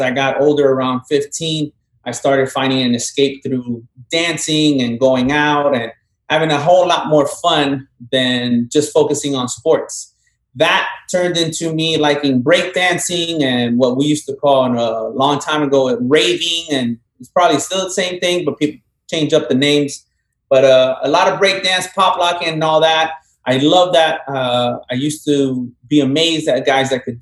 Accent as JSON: {"language": "English", "region": "South Florida", "country": "United States", "tie": "born or raised there", "also_born_or_lived": "Colombia", "said": "I was born in Colombia, raised down here in South Florida my whole life"}